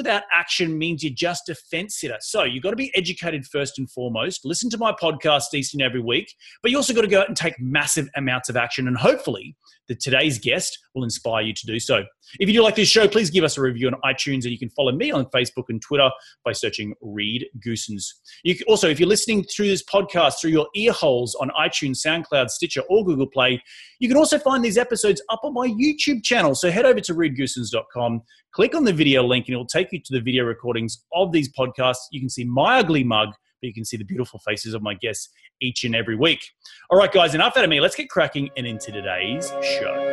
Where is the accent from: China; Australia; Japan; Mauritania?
Australia; moved away as an adult; now in United States; being an Australian on the podcasting airways